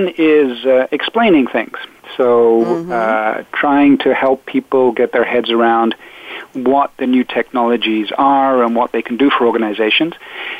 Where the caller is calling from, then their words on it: Port Moody, British Columbia, Canada; I am calling you today from a little town called Port Moody on the outskirts of Vancouver.